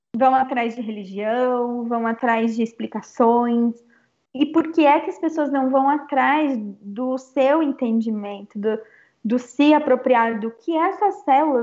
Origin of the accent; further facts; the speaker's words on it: Brazil; Eu sou brasileira também